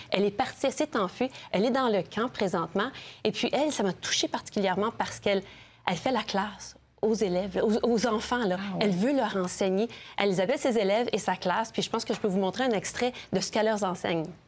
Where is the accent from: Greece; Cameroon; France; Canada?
Canada; je suis du Canada